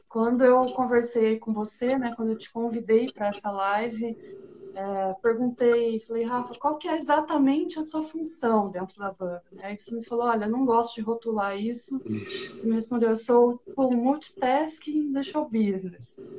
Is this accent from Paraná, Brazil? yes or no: yes; Paraná, Brazil; eu sou do interior do Paraná, né? Então, a minha cidade ali tinha 10 mil habitantes